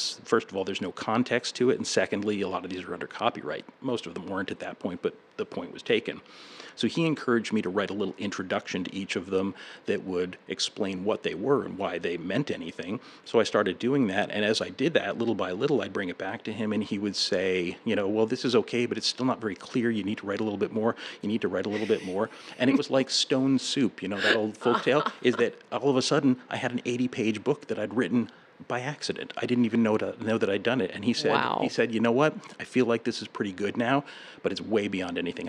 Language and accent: English; Middletown, Rhode Island, United States; I grew up in New England. I grew up listening to ghost stories. I lived in Middletown, Rhode Island